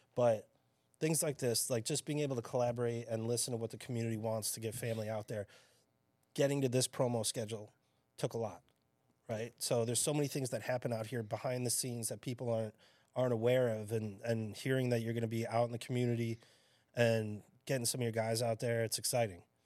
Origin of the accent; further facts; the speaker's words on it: Chicago, Illinois, United States; now in Staten Island, United States; growing up in Chicago